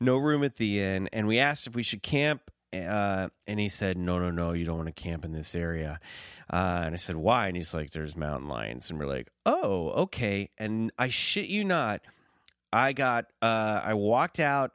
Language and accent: English; Kansas City, Missouri, United States; near Kansas City, where I grew up